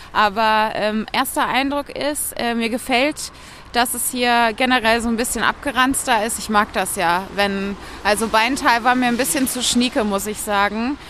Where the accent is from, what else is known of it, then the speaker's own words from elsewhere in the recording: Bonn, North Rhine-Westphalia, Germany; Ich bin ja in Bonn groß geworden